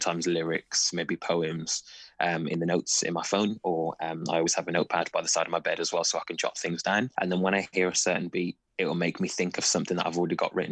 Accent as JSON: {"language": "English", "town": "Wolverhampton", "region": "West Midlands", "country": "United Kingdom", "tie": "born or raised there", "said": "So I grew up in Wolverhampton"}